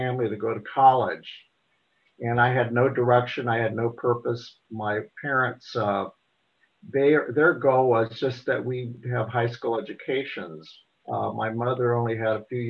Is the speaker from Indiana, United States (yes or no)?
yes; Portland, Indiana, United States; I grew up in Portland, Indiana.